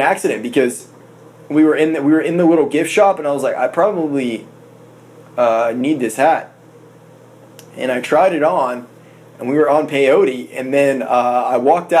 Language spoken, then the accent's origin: English; South Florida, United States; I was born down in South Florida.